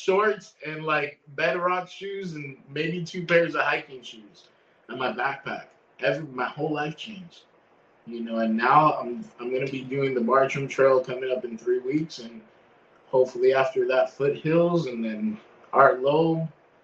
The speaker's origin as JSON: {"language": "English", "region": "Florida", "country": "United States", "tie": "born or raised there", "said": "I'm from Florida. I grew up in Florida my whole life."}